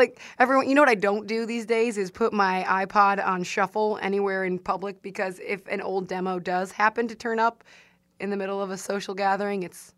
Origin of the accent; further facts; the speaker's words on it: Strongsville, Ohio, United States; moved away; I'm from Strongsville, Ohio. It's a suburb of the Midwestern oasis that is Cleveland.